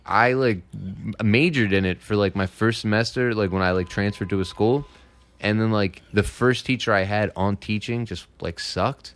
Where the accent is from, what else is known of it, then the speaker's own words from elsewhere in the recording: Philadelphia, Pennsylvania, United States; I'm from Philadelphia, and, uh, there is a high school around the corner for me called Roxborough High School